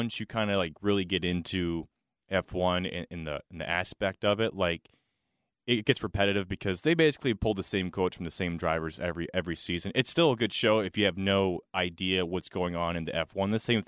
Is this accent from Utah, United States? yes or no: no; Charlotte, North Carolina, United States; I grew up going to the track and tailgating with Bojangles Sweet Tea and Bud Light.